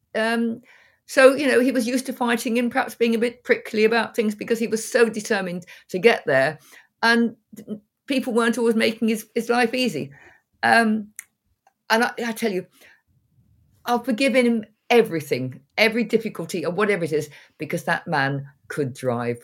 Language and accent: English; North Cambridgeshire, East of England, United Kingdom; moved away as an adult; I was born very near to where I'm sitting now. I, I went away, went around the world, and then came back